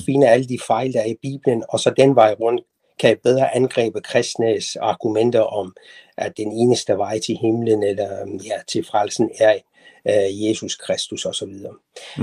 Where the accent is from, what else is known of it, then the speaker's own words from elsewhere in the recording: Tehran, Tehran Province, Iran; moved away as an adult; now in Denmark; jeg er født og vokset op i Teheran i Iran